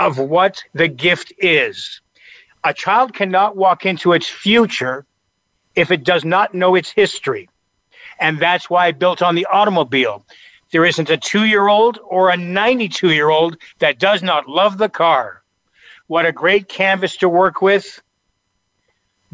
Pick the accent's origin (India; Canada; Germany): Canada; moved away as an adult; now in United States; I came from Canada originally. I've been here since I was 20 years old.